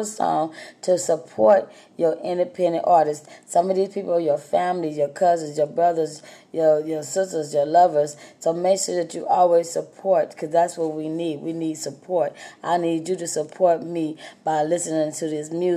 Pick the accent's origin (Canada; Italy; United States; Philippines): United States; Texas; I'm from Texas